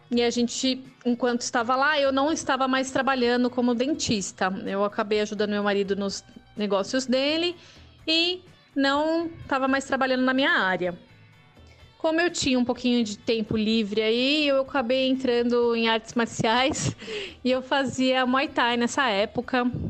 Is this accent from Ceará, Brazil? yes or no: no; São Paulo, Brazil; moved away as an adult; desde 2017 que eu tô aqui em São Paulo de novo, que é minha cidade natal